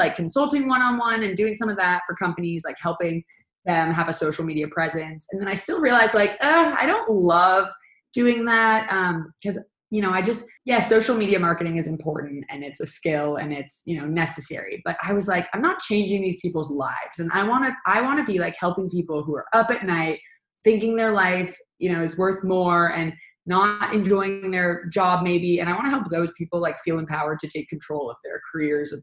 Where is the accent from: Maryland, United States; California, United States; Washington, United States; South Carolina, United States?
Washington, United States; Seattle; moved away as an adult; now in Los Angeles, United States; I grew up in Seattle and moved to Los Angeles about almost 9 years ago